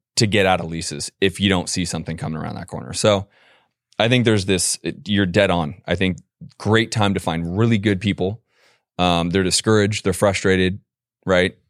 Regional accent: San Francisco, California, United States; moved away as an adult; also born or lived in Boston; I'm a California boy originally, born and raised in San Francisco

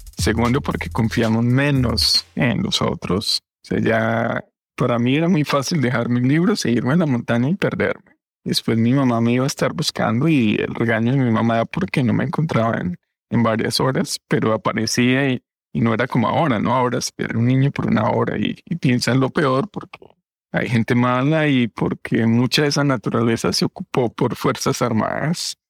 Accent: Fresno, Tolima, Colombia; moved away; nosotros vivíamos en un pueblito, como, me comentabas, en Fresno, Tolima

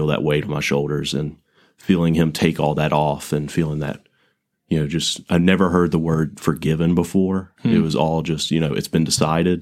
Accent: Montgomery, Alabama, United States; I'm from Montgomery. Grew up in Montgomery Academy

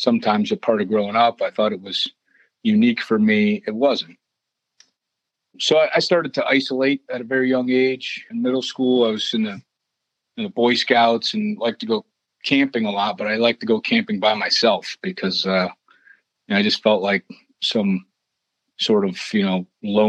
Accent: Cleveland, Ohio, United States; moved away as an adult; also born or lived in Columbus, Ohio / Tampa, Florida; I grew up in Cleveland, Ohio, suburbs.

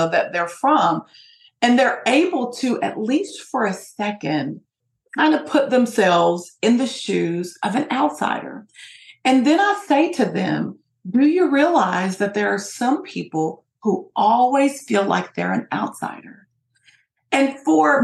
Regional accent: Appalachia, Kentucky, United States; in Kentucky, it's a rural sort of area, particularly in Appalachia where I'm from, it's a very poor area

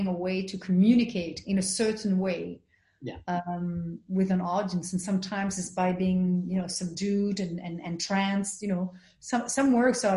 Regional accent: Belgium; I was raised in Belgium in a white neighborhood

